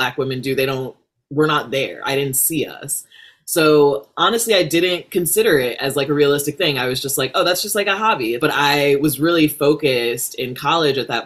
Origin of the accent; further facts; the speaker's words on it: Rockford, Illinois, United States; moved away as an adult; also born or lived in Chicago, Illinois; now in Los Angeles, United States; I am from Illinois, Midwest. I grew up in Rockford, Illinois